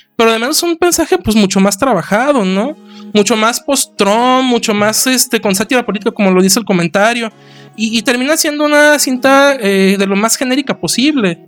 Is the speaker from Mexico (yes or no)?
yes; Mexico; viéndolo nosotros como, como espectadores mexicanos